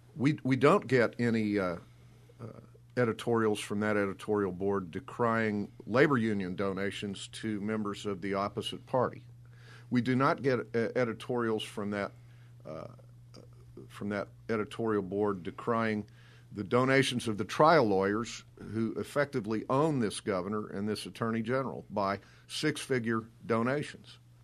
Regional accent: Cape Girardeau, Missouri, United States; my home town of Cape Girardeau

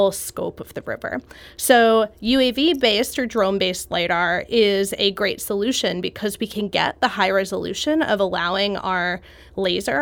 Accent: Jersey Shore, New Jersey, United States; I grew up on the Jersey Shore

